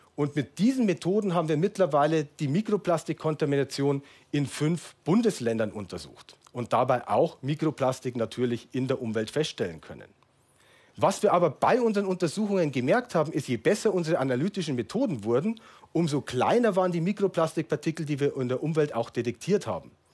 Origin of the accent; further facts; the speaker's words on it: Munich, Bavaria, Germany; in meiner Heimatstadt München